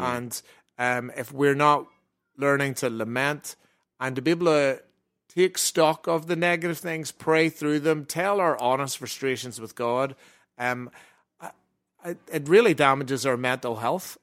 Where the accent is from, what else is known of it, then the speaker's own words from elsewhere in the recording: Ireland; we're Irish